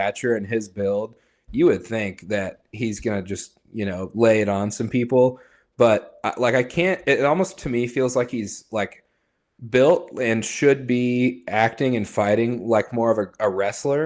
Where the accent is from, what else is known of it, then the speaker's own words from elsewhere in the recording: Fort Worth, Texas, United States; we're both from Fort Worth